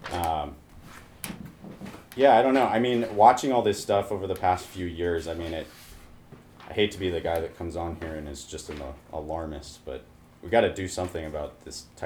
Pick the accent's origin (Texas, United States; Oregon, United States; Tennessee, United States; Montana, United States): Montana, United States; growing up in Montana is a very interesting perspective.